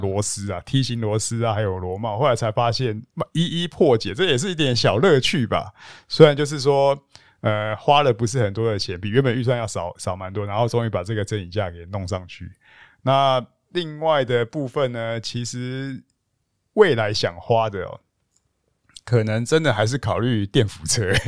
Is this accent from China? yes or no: no; Taichung, Taiwan; 可是对我们是台中人很少去台北人